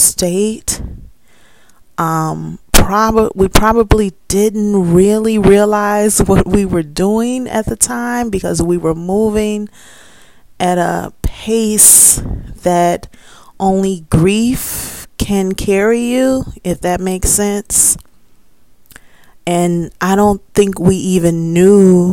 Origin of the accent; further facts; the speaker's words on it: Chicago, Illinois, United States; moved away as an adult; now in Gary, Indiana, United States; I'm right from Chicago